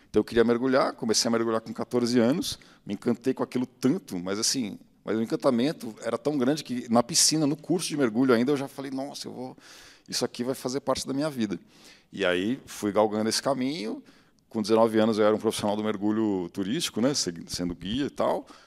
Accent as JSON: {"language": "Portuguese", "region": "São Paulo", "country": "Brazil", "tie": "born or raised there", "said": "eu sou de São Paulo, então tinha a TV Cultura, né, que passava um, um documentário toda tarde quando eu chegava da escola"}